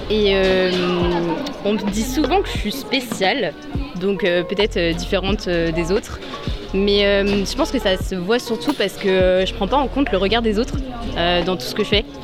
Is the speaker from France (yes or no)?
no; Casablanca, Casablanca-Settat, Morocco; je suis de Casa, hein, je viens du campus de Casa